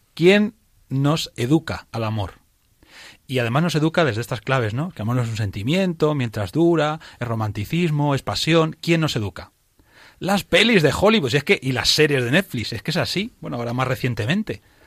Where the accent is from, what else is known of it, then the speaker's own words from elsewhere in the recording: Toledo, Castilla-La Mancha, Spain; yo soy de Toledo